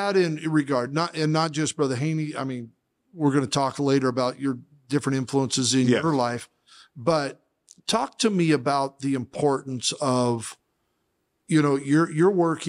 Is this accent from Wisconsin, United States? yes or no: no; Idaho, United States; I come from Podunk, Idaho.